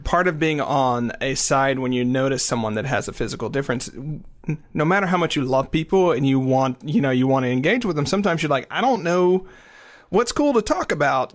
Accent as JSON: {"language": "English", "region": "the South", "country": "United States", "tie": "born or raised there", "said": "I was raised in the South"}